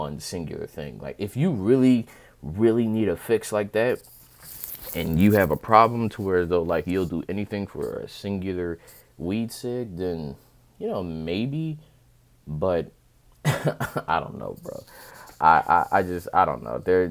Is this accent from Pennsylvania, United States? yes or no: yes; Chester, Pennsylvania, United States